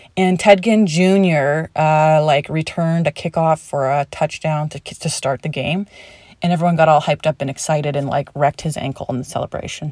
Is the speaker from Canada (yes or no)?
yes; Canada; now in United States; I was born and raised in Canada.